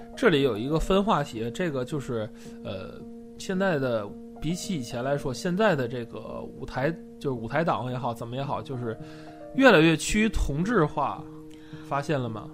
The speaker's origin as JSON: {"language": "Chinese", "region": "Tianjin", "country": "China", "said": "我们是天津人嘛"}